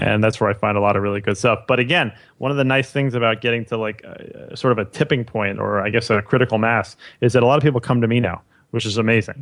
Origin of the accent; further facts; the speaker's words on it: New York City, New York, United States; I grew up in New York City my, my whole life.